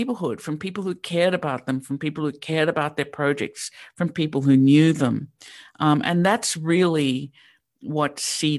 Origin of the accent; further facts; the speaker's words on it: Sydney, New South Wales, Australia; now in Pittsburgh, United States; So I grew up in Sydney, Australia, which is really quite different than Pittsburgh.